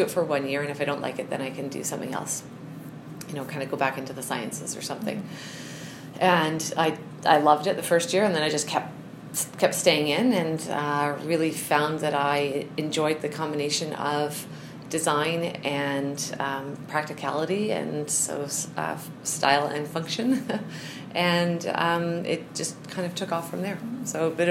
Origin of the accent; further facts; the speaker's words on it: Winnipeg, Manitoba, Canada; moved away as an adult; now in Calgary, Canada; And so I am from Winnipeg